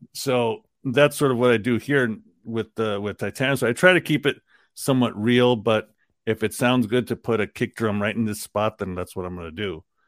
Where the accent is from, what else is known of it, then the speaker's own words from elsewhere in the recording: New York City, New York, United States; the part of Queens that I lived in was Queens Village, which is right on the border of Long Island